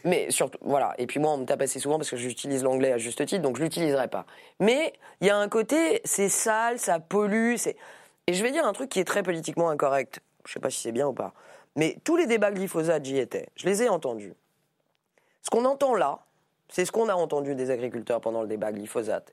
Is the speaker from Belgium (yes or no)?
no; Paris, Île-de-France, France; Je suis député euh, de Paris. Je suis parisienne avant d'être députée